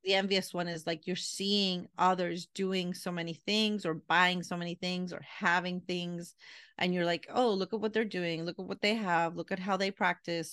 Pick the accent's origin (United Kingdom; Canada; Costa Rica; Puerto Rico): Puerto Rico; I'm from Puerto Rican